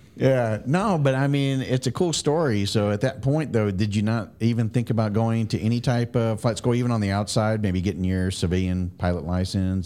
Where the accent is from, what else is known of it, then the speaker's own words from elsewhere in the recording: Milton, Florida, United States; moved away; also born or lived in Fayetteville, Georgia; growing up in Florida